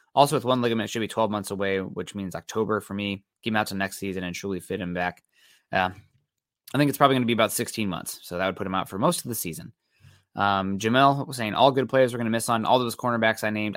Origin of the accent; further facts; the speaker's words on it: Midwest, United States; I'm from the Midwest